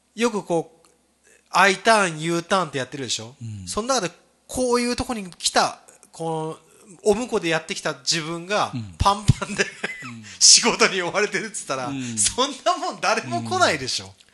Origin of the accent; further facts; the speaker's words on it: Kagoshima, Japan; also born or lived in Tokyo; now in Toyooka, Japan; 僕は東京から鹿児島の地元に帰った